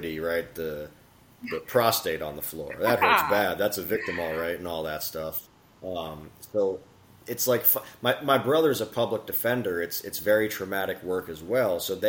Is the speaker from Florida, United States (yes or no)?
yes; Miami, Florida, United States; my brother and I grew up in South Florida, Miami